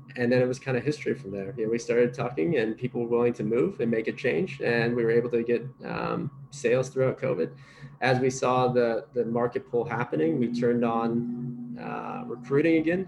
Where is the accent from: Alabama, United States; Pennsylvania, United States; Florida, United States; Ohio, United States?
Ohio, United States; grew up in Ohio, was born and raised in Ohio.